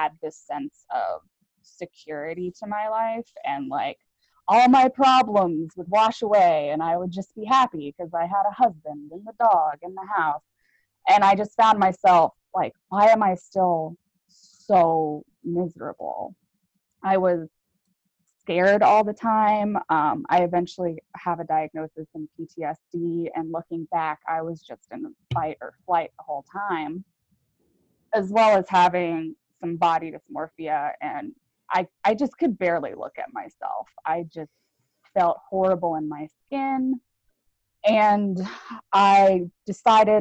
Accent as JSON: {"language": "English", "region": "Virginia", "country": "United States", "tie": "born or raised there", "moved": "yes", "lives_now": "Sandy, Oregon, United States", "said": "I grew up in Virginia"}